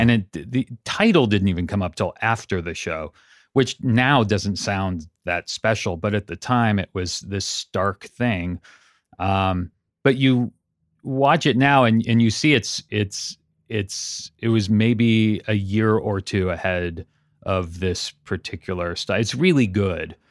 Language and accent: English; Santa Cruz, California, United States; moved away as an adult; also born or lived in Pasadena; I grew up in Santa Cruz, up in Northern California.